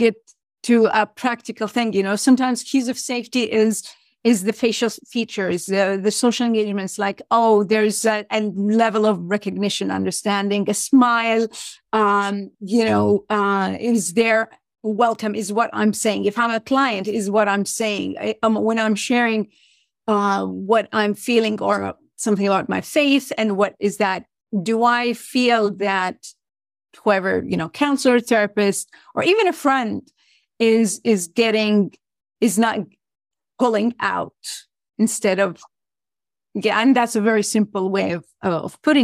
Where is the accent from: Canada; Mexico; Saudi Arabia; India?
Saudi Arabia; also born or lived in United States; now in United Kingdom; I come from Saudi Arabia